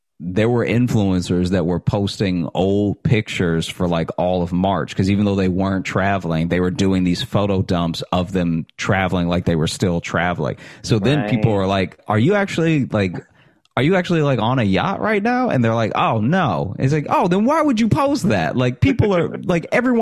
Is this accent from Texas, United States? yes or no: no; Alexandria, Louisiana, United States; moved away as an adult; also born or lived in Chicago; now in New York City, United States; growing up in Alexandria, Louisiana